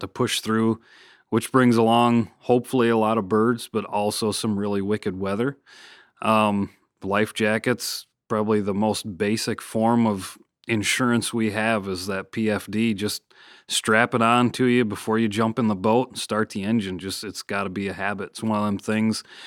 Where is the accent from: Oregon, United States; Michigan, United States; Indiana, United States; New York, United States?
Michigan, United States; moved away; my home state of Michigan